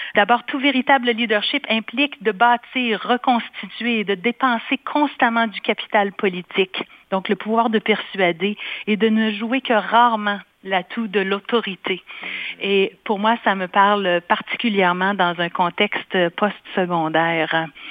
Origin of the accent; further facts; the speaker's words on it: Quebec, Canada; now in Manitoba, Canada; j'ai quitté le Québec d'où je suis originaire pour le Manitoba